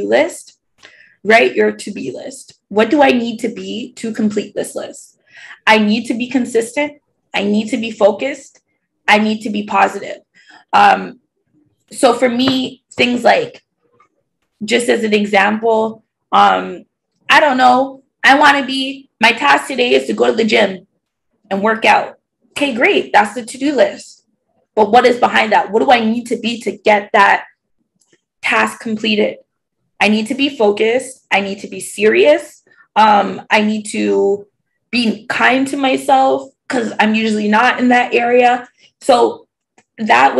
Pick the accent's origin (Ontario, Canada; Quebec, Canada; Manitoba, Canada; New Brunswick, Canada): Ontario, Canada; Toronto; I'm like from the East End, Scarborough